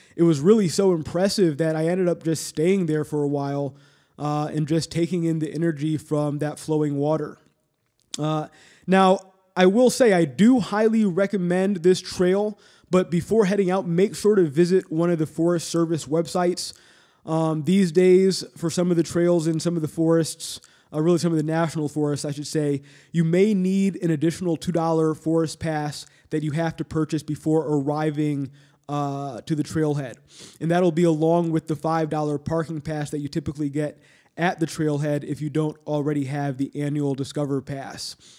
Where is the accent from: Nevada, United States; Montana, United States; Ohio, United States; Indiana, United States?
Ohio, United States; Cleveland; My hometown, Cleveland